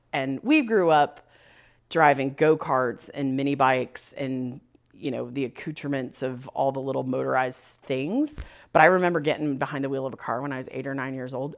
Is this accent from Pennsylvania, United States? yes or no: no; Northwest Ohio, United States; also born or lived in Bluffton, Ohio; the part of Ohio that I grew up in has a very deep German heritage. Lots of German Catholic families settled in this corner of Northwest Ohio.